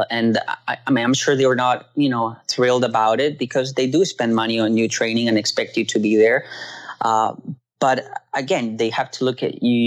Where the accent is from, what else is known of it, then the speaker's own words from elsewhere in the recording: Peru; Mine was certainly unique in the fact that I came from Peru